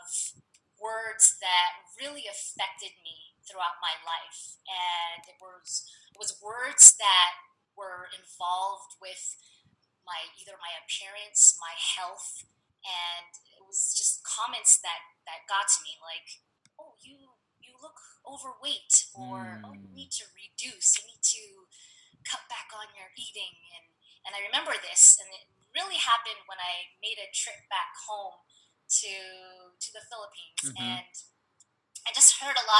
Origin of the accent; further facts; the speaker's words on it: San Diego, California, United States; also born or lived in Okinawa, Japan; And I have lived in San Diego ever since I was 4 years old